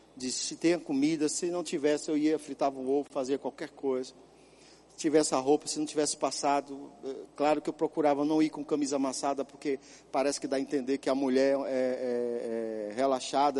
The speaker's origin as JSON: {"language": "Portuguese", "region": "São Paulo", "country": "Brazil", "tie": "born or raised there", "also_born_or_lived": "Caruaru / Ponta Porã", "moved": "yes", "said": "quando eu era criança, lá em São Paulo."}